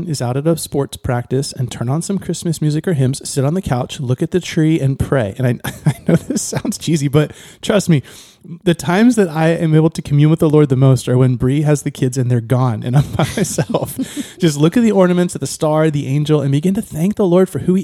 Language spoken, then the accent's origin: English; Ohio, United States; moved away; When I grew up in Ohio